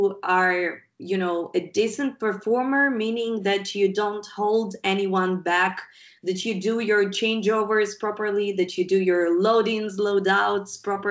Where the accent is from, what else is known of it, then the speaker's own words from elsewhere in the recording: Ukraine; we're guys from Ukraine. It's not a rich country.